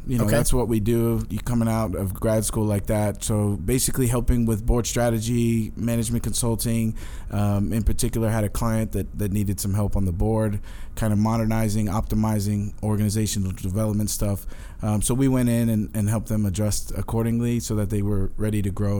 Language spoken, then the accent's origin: English; Katy, Texas, United States; also born or lived in New York City; So, I was born in New York City. My family, we moved from New York to middle of nowhere, Texas, a little town called Katy, Texas.